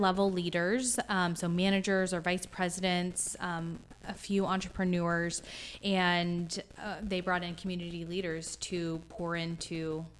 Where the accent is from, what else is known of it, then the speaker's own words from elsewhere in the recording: Wichita, Kansas, United States; moved away as an adult; also born or lived in Fort Collins, Colorado / Honolulu, Hawaii; born and raised in Wichita, went to Wichita North, went to KU for a few years, came back to Wichita State, got married, did that whole thing, bought a house on the west side, you know, and then got the opportunity to move to Fort Collins, Colorado in 2012.